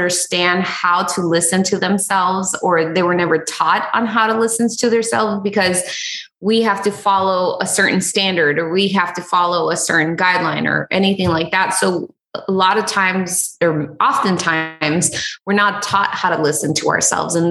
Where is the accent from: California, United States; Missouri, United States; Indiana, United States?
California, United States; Los Angeles; also born or lived in Huntington Beach, California; I grew up in East Los Angeles for the majority of my life.